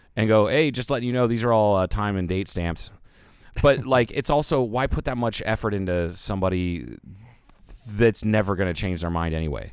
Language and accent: English; Ohio, United States; I'm from Ohio